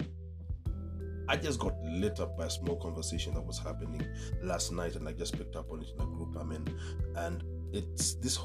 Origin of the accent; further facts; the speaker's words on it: Nairobi, Kenya; When I was a kid growing up in Dagoretti